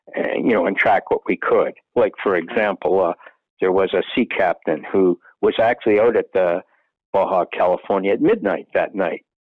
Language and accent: English; Canada; as being a Canadian